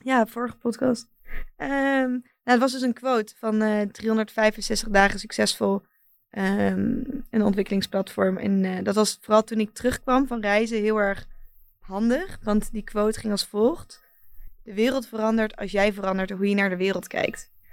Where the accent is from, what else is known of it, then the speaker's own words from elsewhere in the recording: Netherlands; mijn thuisland